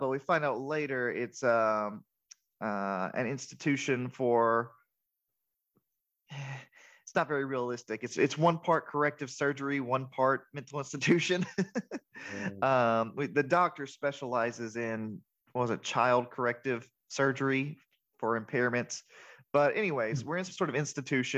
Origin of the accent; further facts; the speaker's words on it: Atlanta, Georgia, United States; we're all from Atlanta